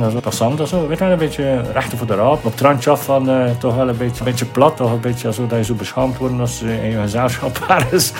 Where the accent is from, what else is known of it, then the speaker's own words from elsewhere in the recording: Ostend, Flanders, Belgium; in de stad waar ik geboren ben, waar ik opgegroeid ben